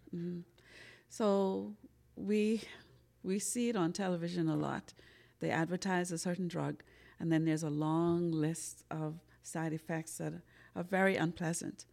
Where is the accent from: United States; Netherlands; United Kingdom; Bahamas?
Bahamas; like every good old Bahamian, I grew up on Sarah C